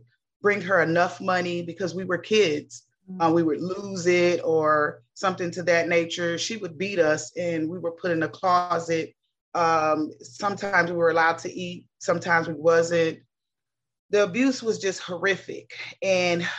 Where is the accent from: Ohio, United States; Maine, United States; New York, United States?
Ohio, United States; Cincinnati; I was born in the 70s, raised up in the 80s in Cincinnati, Ohio